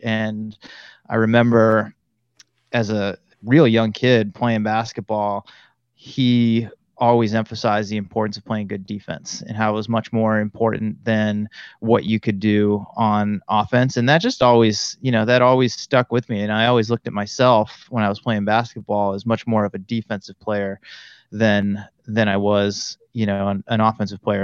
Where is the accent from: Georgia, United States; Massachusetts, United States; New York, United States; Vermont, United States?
Massachusetts, United States; Auburn; moved away as an adult; now in California, United States; I was born and raised in Central Massachusetts, a little town called Auburn